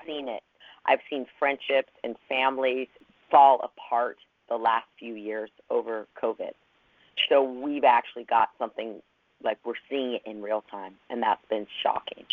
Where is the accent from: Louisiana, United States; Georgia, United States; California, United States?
California, United States; Los Angeles; I came from Los Angeles